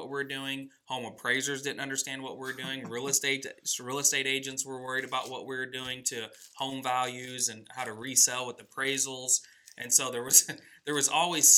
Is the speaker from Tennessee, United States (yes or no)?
no; Houston, Missouri, United States; Growing up in Houston, Missouri